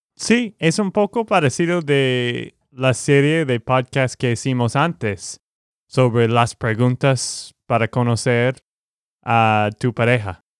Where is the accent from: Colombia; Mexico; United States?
United States; Texas; Spanish is a second language; also born or lived in Boston; de Texas, Estados Unidos